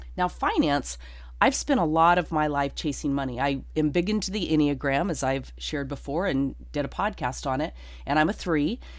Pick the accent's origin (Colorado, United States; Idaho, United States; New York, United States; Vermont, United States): Colorado, United States; Durango; moved away; Durango, Colorado, my hometown